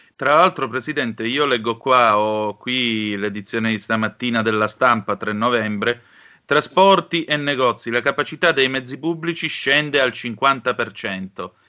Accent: Calabria, Italy; sono calabrese

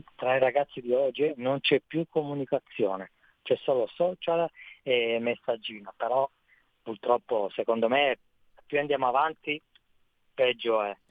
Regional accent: Vercelli, Piedmont, Italy; dalle mie parti, sono da, dal Piemonte, sono Vercelli

